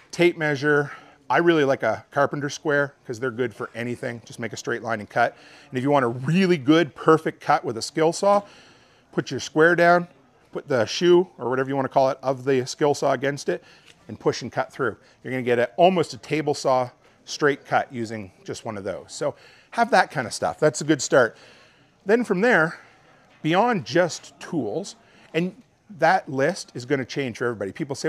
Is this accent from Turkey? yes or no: no; Canada; I'm Canadian